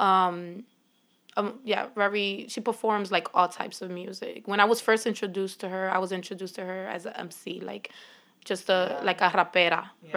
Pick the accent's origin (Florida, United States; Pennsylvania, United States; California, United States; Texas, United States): Pennsylvania, United States; Philadelphia; growing up in Philly